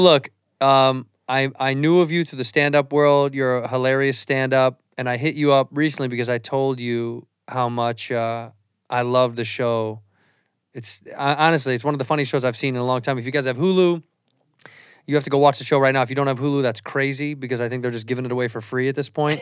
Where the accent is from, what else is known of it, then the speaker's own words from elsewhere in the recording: Chicago, Illinois, United States; moved away as an adult; now in Los Angeles, United States; I'm from Chicago, and I moved to L A twenty years ago